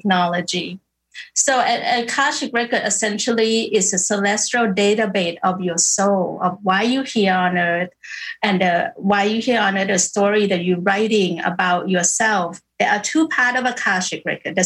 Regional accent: Bangkok, Thailand; I born and raised in Bangkok

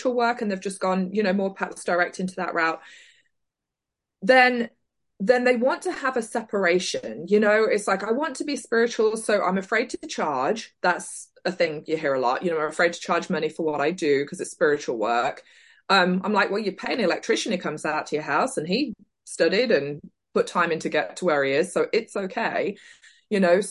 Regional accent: South Leicestershire, East Midlands, United Kingdom; moved away as an adult; now in Oklahoma, United States; originally I am from South Leicestershire, and in 1998 I moved to the US to Oklahoma, and I've been here ever since

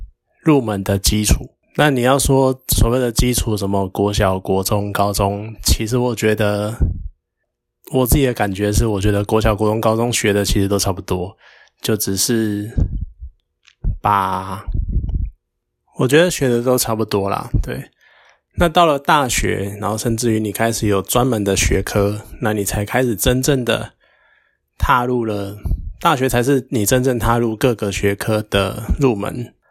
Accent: Taiwan; 因为其实这又会牵扯到我们台湾人好了，其实不止台湾人，甚至于整个可能东亚圈

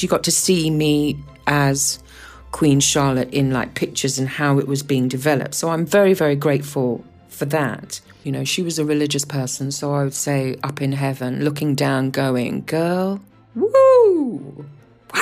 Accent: Guyana; I was born in South America, in Guyana

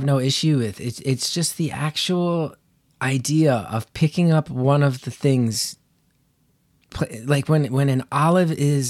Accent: New Jersey, United States; I am from Northern New Jersey, so I'm not a fool.

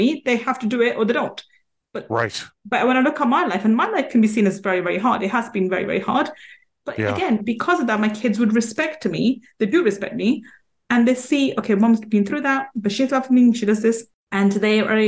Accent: United Kingdom; I was born and brought up in UK

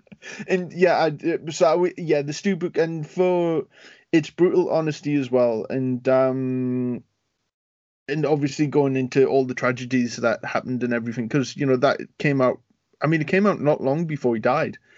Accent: United Kingdom; being a Brit

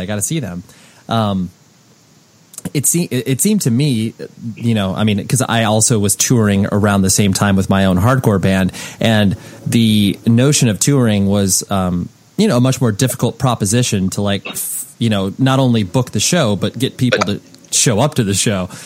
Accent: Southern California, United States; I'm from Southern California

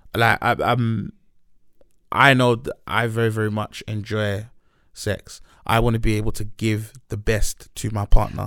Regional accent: Nigeria; moved away; We're both Nigerian

